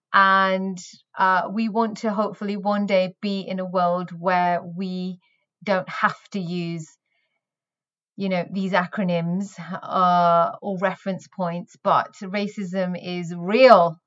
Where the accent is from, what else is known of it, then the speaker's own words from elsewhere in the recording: the north of England, United Kingdom; I was born in Northern England, where I spent my formative years